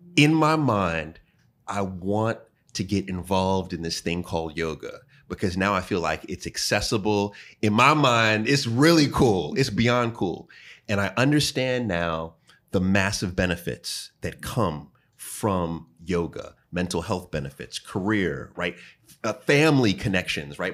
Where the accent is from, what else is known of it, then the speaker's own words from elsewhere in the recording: New York, United States; I'm from New York